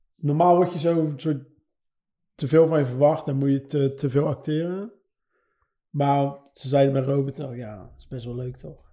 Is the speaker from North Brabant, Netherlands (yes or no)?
no; Schiedam, South Holland, Netherlands; 36 jaar, Schiedam